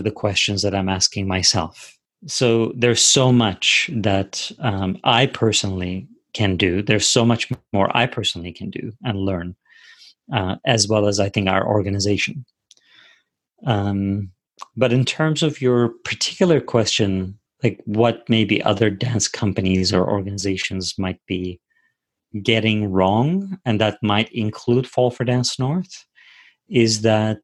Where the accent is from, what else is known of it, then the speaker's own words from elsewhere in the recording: Turkey; English is a second language; also born or lived in United States; now in Canada; I was born in Turkey and I was raised in Turkey, and I'm an immigrant in this country